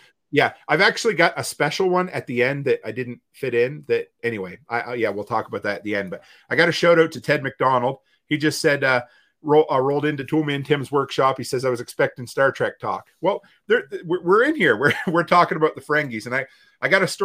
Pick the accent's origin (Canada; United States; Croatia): Canada; East Coast, Atlantic Canada; now in Alberta, Canada; growing up on the East Coast